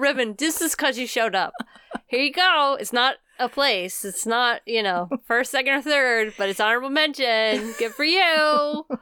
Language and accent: English; United States; we are American through and through.